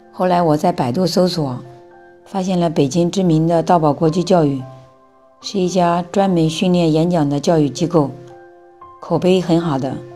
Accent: Henan, China; now in Beijing, China; 我来自河南，目前生活在北京。我是一名两个孩子的宝妈

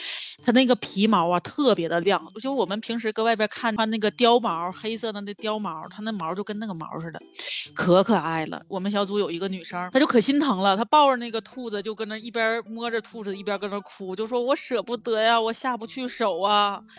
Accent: Northeast China, China; 用我们东北话叫膈应人，一看就特别膈应人。我们东北不有一句老话叫“癞蛤蟆露脚面，不咬人膈应人”吗？

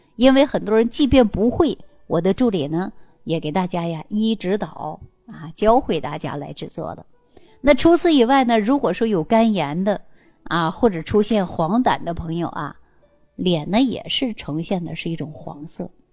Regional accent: China; 我们中国人的皮肤呢，大部分呢都是有点偏黄

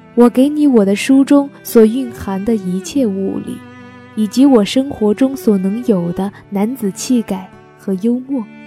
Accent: Guilin, Guangxi, China; 我在我的家乡广西桂林向你问好

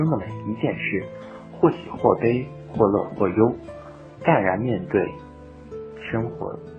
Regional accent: Urumqi, Xinjiang, China; 我是一名来自乌鲁木齐的高二中学生。

